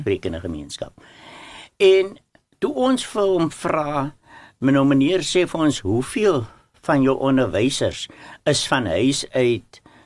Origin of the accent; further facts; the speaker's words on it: Worcester, Western Cape, South Africa; ek is van Woester die hoofstad van Suid-Afrika